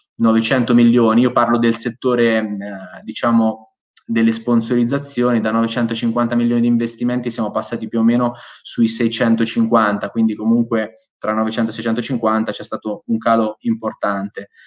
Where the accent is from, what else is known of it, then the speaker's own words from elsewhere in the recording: Ancona, Marche, Italy; io sono di Ancona, quindi sono, sono marchigiano